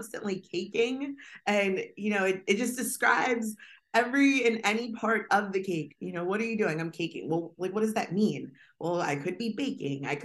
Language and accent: English; Harrisburg, Pennsylvania, United States; I am originally from Central Pennsylvania. Harrisburg, PA is home